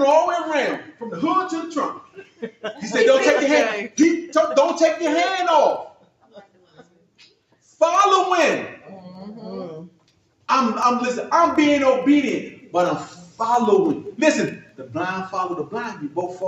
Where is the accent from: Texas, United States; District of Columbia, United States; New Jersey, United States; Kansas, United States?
District of Columbia, United States; Washington; I'm from Southeast Washington D.C.